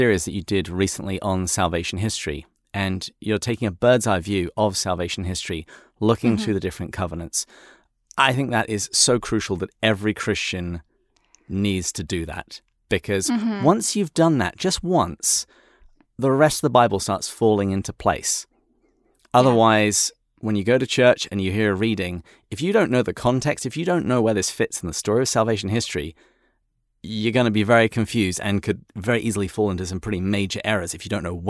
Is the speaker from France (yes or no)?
no; England, United Kingdom; And even though I'm English, I agree with him entirely.